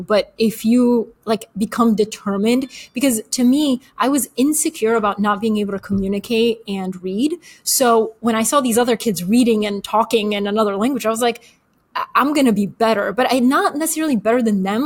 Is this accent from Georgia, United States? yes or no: yes; Atlanta, Georgia, United States; English is a second language; also born or lived in Bulgaria; We moved to Atlanta, Georgia when I was eight. Didn't speak English